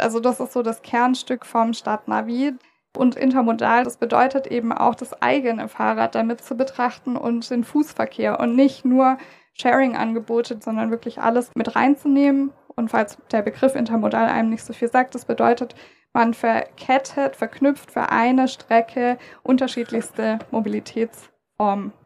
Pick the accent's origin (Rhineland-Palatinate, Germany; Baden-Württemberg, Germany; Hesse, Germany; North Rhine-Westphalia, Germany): Baden-Württemberg, Germany; Stuttgart; Ich als Stuttgarterin